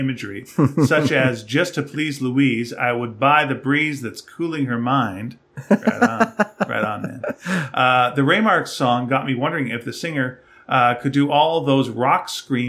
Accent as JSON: {"language": "English", "country": "Australia", "tie": "born or raised there", "said": "Growing up in Australia climatizes you to warm winters to such an extent that everywhere else in the world seems positively arctic by comparison."}